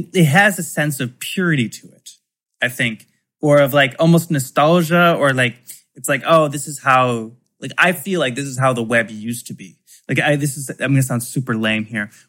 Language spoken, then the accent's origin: English; Michigan, United States; I'm from Michigan